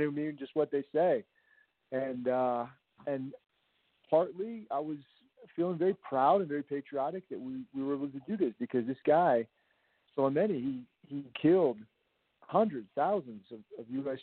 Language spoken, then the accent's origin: English; Virginia, United States; I'm originally from Virginia